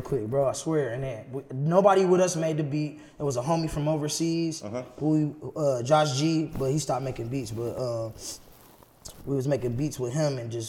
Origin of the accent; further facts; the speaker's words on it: South Bend, Indiana, United States; moved away as an adult; also born or lived in Los Angeles; I'm from South Bend, Indiana. I would like to say kind of by way of Los Angeles, because I was out there for a minute, but I'm born and raised from South Bend.